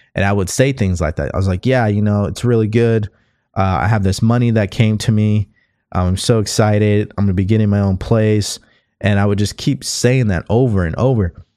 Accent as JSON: {"language": "English", "region": "California", "country": "United States", "also_born_or_lived": "Houston, Texas", "said": "I'm from California"}